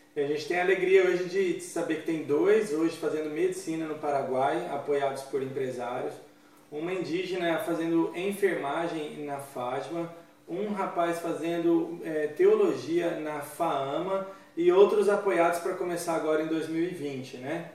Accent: São Paulo, Brazil; eu sou médico e também sou de São Paulo

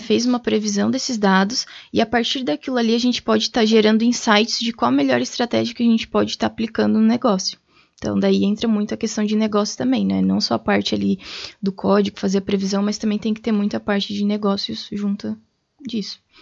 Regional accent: Tubarão, Santa Catarina, Brazil; moved away as an adult; now in Blumenau, Brazil; eu sou natural de Tubarão, Santa Catarina

